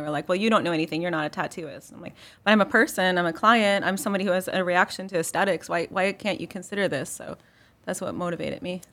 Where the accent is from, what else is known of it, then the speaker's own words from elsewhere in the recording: Chicago, Illinois, United States; now in Marion, United States; I grew up in Chicago